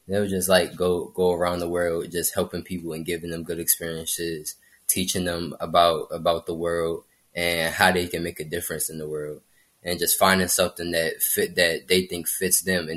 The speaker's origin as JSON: {"language": "English", "town": "Oxon Hill", "region": "Maryland", "country": "United States", "said": "I'm from the Glass Manor area in Oxon Hill, Maryland"}